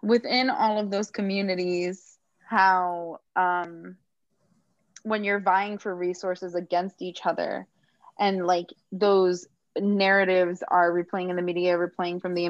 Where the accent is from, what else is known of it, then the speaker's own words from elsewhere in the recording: Miami, Florida, United States; growing up in Miami